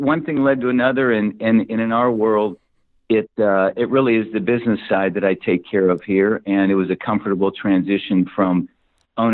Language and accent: English; Bettendorf, Iowa, United States; moved away; also born or lived in Davenport, Iowa; I grew up in Iowa and born and raised in Bettendorf, Iowa.